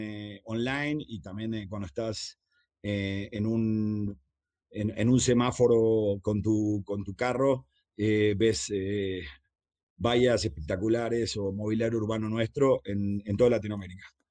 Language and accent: Spanish; Argentina; moved away; empecé a trabajar a los 11, 12 años en la calle. Empecé pegando pósters de, eh, en Argentina